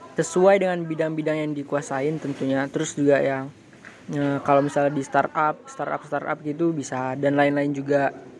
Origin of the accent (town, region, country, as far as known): Sumatra, Indonesia